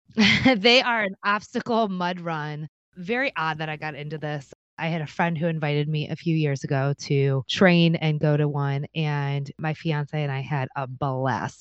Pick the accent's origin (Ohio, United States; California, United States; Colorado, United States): Ohio, United States; Cleveland; I'm from Cleveland, Ohio